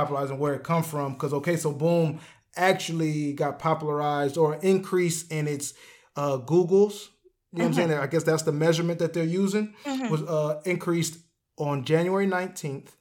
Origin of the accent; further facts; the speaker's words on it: Detroit, Michigan, United States; I'm from Detroit